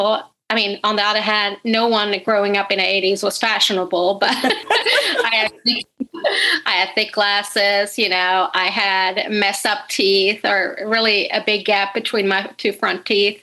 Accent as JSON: {"language": "English", "country": "Sweden", "moved": "yes", "said": "I'm originally from Sweden, but my family is Finnish"}